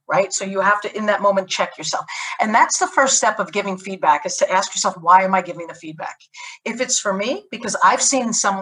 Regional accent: United States; as an American

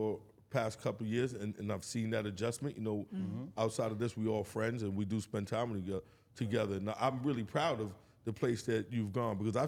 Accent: New York City, New York, United States; when we grew up in New York City, we grew up, especially Queens

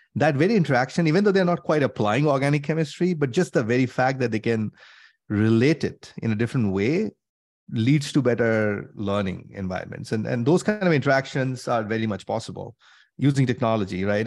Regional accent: India; moved away as an adult; now in United States; I grew up in India, came to the U S, did my masters and things like that.

